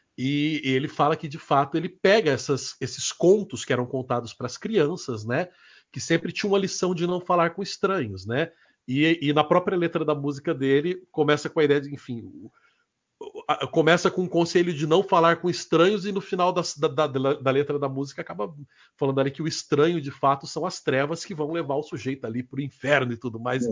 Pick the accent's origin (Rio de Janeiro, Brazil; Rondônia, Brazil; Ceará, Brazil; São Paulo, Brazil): Rondônia, Brazil; moved away; lá em Rondônia, onde eu fui criado